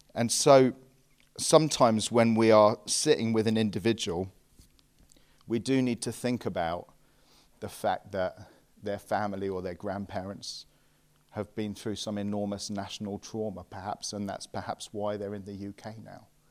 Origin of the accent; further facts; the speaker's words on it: England, United Kingdom; we English